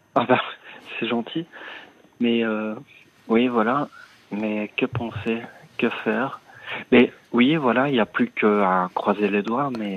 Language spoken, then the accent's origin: French; Liège, Wallonia, Belgium; now in Brussels, Belgium; je suis né à Liège J'habite euh, donc son appartement pour le moment à Bruxelles